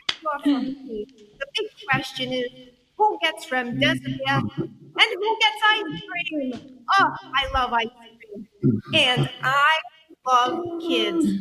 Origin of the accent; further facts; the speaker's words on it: New York City, New York, United States; I'm actually from Brooklyn, but my family is from Transylvania